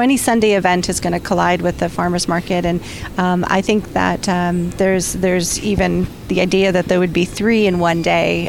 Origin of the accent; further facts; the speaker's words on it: San Diego, California, United States; now in San Francisco, United States; I lived I grew up in San Diego